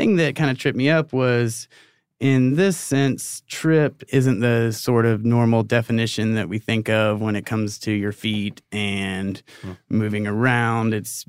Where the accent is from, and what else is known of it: Augusta, Georgia, United States; born or raised there; moved away